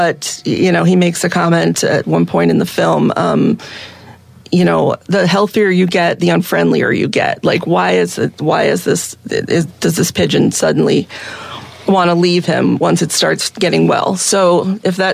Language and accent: English; East Coast, United States; moved away as an adult; now in Seattle, United States; I'm originally from the East Coast